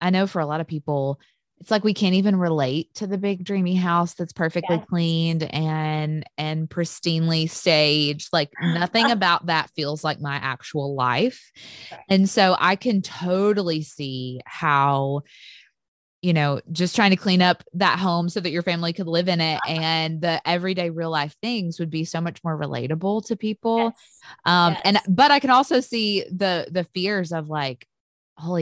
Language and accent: English; Tennessee, United States; now in Mississippi, United States; I grew up in Tennessee